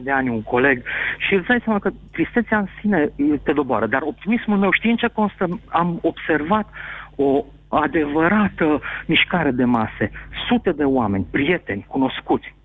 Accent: Timișoara, Timiș County, Romania

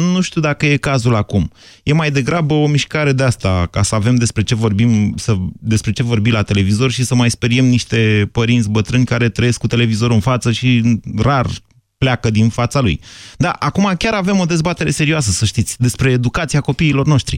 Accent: Bucharest, Romania; Eu, ca miticul de la București

